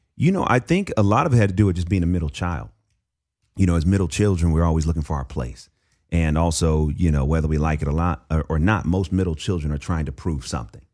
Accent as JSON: {"language": "English", "town": "Oakland", "region": "California", "country": "United States", "tie": "born or raised there", "said": "the church that I grew up in in East Oakland"}